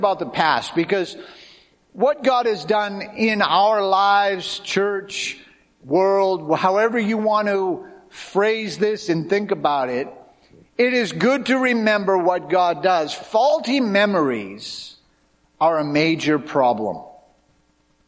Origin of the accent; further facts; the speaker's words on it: Cape Cod, Massachusetts, United States; growing up on Cape Cod, where my wife and I grew up